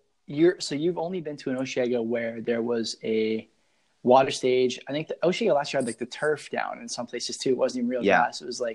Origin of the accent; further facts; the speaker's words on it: Hamilton, Ontario, Canada; I'm from Hamilton.